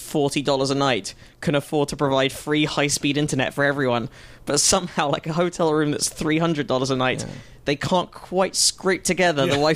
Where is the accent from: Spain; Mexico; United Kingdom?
United Kingdom; now in United States; I am a Brit in America on a visa